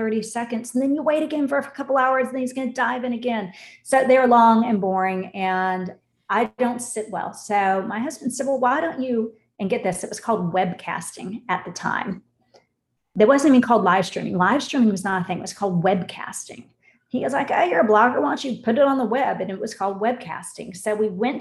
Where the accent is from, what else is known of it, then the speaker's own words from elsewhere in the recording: Orlando, Florida, United States; I grew up here in Orlando, born and raised here